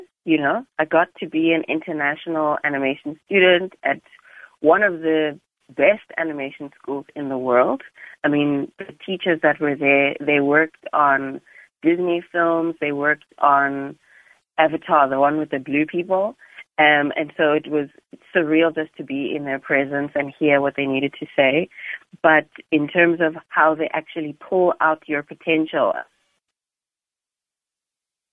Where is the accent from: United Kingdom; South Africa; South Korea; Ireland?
South Africa; you, as a South African animator